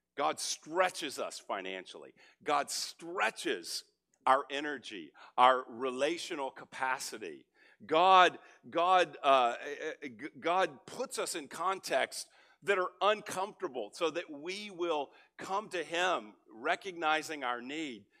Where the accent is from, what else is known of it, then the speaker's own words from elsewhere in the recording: Texas, United States; moved away as an adult; also born or lived in California; now in Frisco, United States; I grew up in Texas, but I've been in California two decades